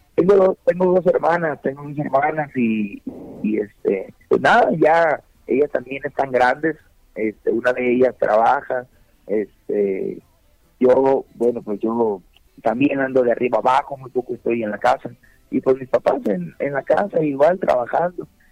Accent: Mexico; vivimos en México, ¿no? Vivimos, en México y somos mexicanos

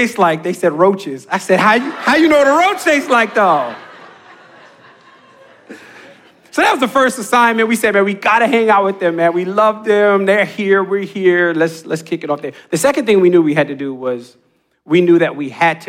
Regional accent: Jacksonville, North Carolina, United States; moved away; I grew up in Jacksonville, North Carolina

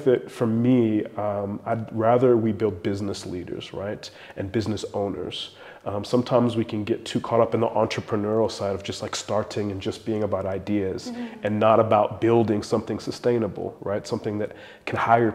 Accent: South Africa; South African entrepreneurs, a lot of us

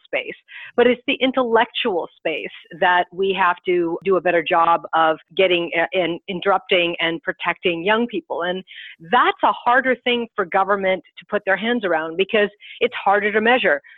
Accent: United States; I'm an American

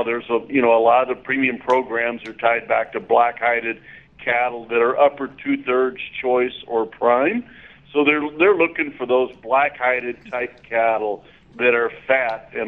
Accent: southwest Oklahoma, United States; moved away as an adult; also born or lived in Texas; now in Greeley, United States; I grew up in Oklahoma on a small farm and ranch. I grew up with a lot of stocker cattle and mama cows in the very southwest corner of the state

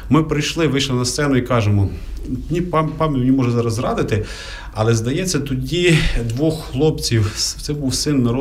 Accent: Lviv, Lviv Oblast, Ukraine; Ти привіз людей, я привіз людей. Давай будемо організовувати. бо Ти зі Львова, я зі Львова.

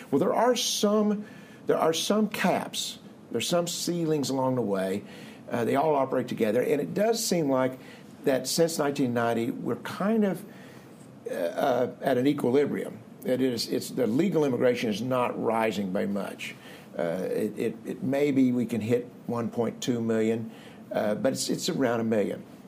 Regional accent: Marshfield, Missouri, United States; moved away as an adult; also born or lived in Columbia, Missouri / Grand Rapids, Michigan / Cincinnati, Ohio / Dallas, Texas; I grew up in the Missouri Ozarks, not all that far away, uh, near Springfield, little town of Marshfield, Missouri, uh, 2,500 people

